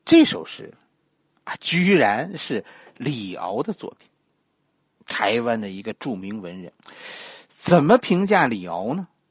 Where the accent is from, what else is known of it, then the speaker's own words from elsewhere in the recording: China; 咱们大陆这边的人